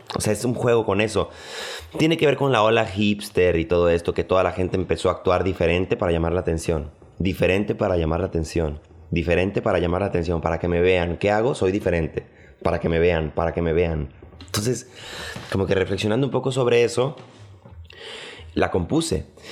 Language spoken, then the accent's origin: Spanish; Culiacán, Sinaloa, Mexico; now in Mexico City, Mexico; Soy de Culiacán, Sinaloa, pero radico en el DF desde hace casi 15 años